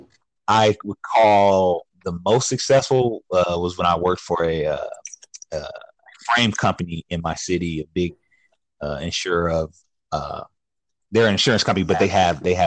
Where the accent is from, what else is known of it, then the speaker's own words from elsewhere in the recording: Sacramento, California, United States; Born and raised in Sacramento, California. Yeah, been here pretty much my whole life.